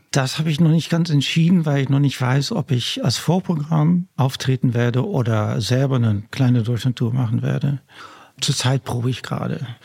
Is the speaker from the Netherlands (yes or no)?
yes; Netherlands; German is a second language; also born or lived in Germany; now in Hamburg, Germany; ich bin ja nämlich an der Küste aufgewachsen in Holland